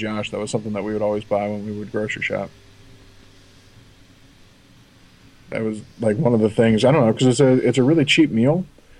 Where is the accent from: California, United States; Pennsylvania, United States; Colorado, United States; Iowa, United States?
Pennsylvania, United States; Philadelphia; I've always lived within, I don't know, for sake of argument, we'll just call it within an hour of Philly.